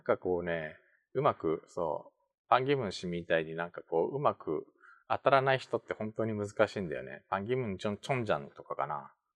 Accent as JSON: {"language": "Japanese", "region": "Tokyo", "country": "Japan", "tie": "born or raised there", "also_born_or_lived": "South Korea", "said": "東京生まれ去年9月まで韓国にいました日本人"}